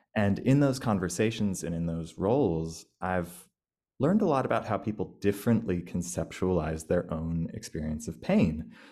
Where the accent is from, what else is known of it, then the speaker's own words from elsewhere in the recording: United States; moved away as an adult; now in Australia; I'm an American